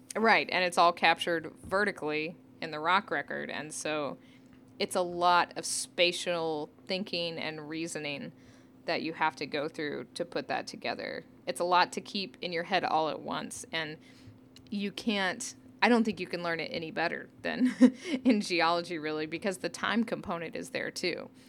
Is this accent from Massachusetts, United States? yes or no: no; Northeast Oklahoma, United States; I grew up in Northeast Oklahoma